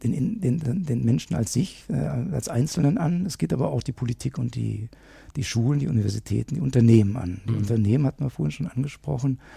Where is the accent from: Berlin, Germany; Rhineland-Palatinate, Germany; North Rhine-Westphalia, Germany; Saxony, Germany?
North Rhine-Westphalia, Germany; Moers; Wenn ich dir sage, ich komme aus Mörs, auch Mörs hat seine 3000er, das wissen die wenigsten.